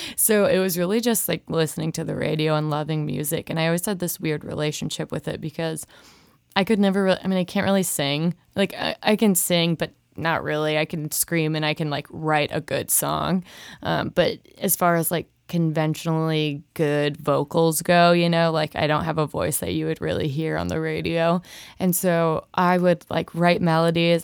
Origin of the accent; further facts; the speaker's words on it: Rosemount, Minnesota, United States; moved away as an adult; now in Nashville, United States; I grew up in Minnesota